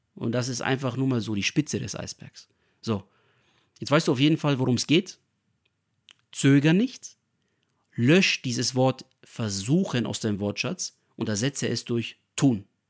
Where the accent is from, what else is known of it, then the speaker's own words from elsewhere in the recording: Nuremberg, Bavaria, Germany; ich bin hier in Deutschland geboren, in Nürnberg